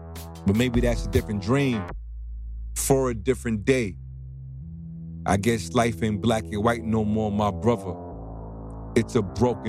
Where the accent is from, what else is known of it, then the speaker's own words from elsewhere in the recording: Bronx, New York, United States; growing up in New York, in the Bronx, you blend cultural identities.